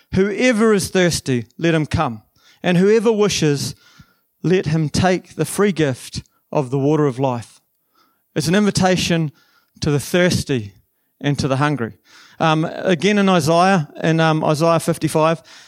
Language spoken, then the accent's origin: English; New Zealand; also born or lived in Waikato; I'm actually from the South Island